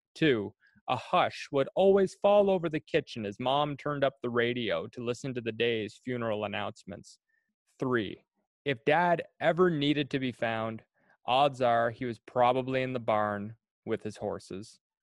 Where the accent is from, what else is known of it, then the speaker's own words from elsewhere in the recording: New Perth, Prince Edward Island, Canada; I grew up in New Perth, Prince Edward Island